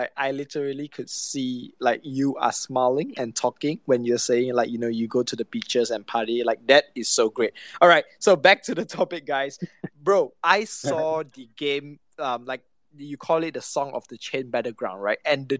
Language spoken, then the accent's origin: English; Malaysia; I'm from Malaysia.